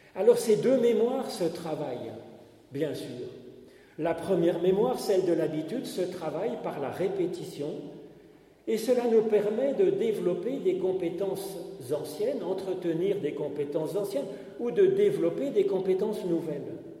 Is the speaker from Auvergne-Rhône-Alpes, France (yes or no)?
no; Paris, Île-de-France, France; il a fait ses études dans le même lycée que moi, le lycée Condorcet à Paris